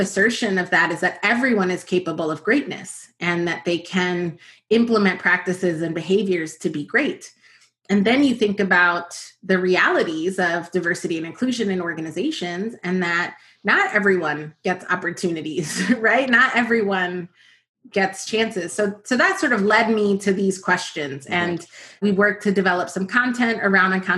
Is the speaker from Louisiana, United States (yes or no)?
no; New York, United States; also born or lived in New Jersey / Dominican Republic (ancestry); I am from New York. My family is from the Dominican Republic. So I'm a first generation American and was born in Washington Heights in New York and sort of split my time between New York and New Jersey.